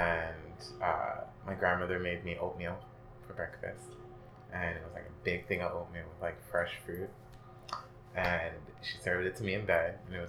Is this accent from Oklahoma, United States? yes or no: no; Bronx, New York, United States; born there; No, I was born in the Bronx, but I lived in like all five boroughs.